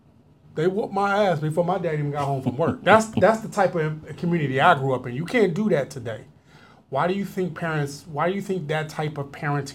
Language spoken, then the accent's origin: English; Philadelphia, Pennsylvania, United States; moved away; also born or lived in Atlanta, Georgia; So I grew up in Philadelphia. I lived in Atlanta, Georgia for quite some time